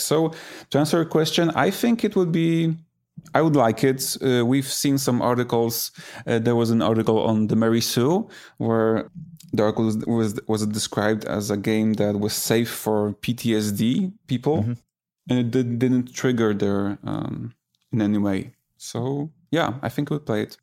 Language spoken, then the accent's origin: English; Poland; I grew up in Poland